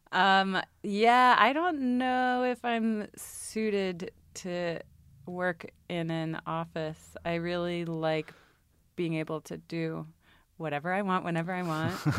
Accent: Richmond, Virginia, United States; moved away; I grew up in Richmond, Virginia

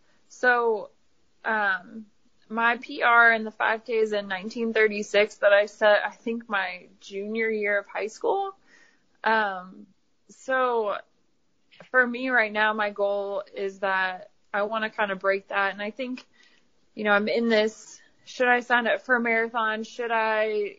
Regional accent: Ohio, United States; moved away as an adult; also born or lived in Kentucky; now in Knoxville, United States; I'm from Ohio, so I moved from, you know, Kentucky to Ohio

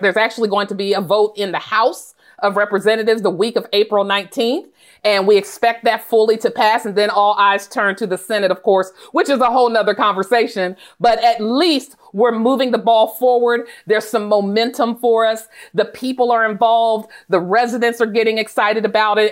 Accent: Portsmouth, Ohio, United States; now in Washington, DC, United States; growing up in Ohio, it was a, a nice experience, small town, actually in Appalachia on the river, a small town called Portsmouth

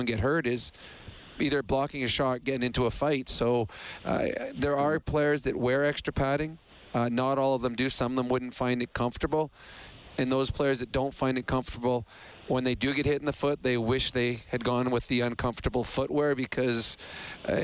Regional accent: Edmonton, Alberta, Canada; I'm from Edmonton too

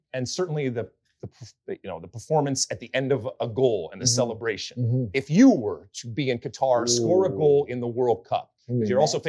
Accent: Detroit, Michigan, United States; I'm from Detroit.

